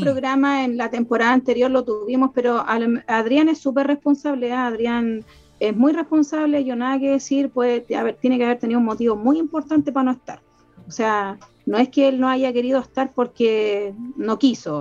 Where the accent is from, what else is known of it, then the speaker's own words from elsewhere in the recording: Chile; somos todos chilenos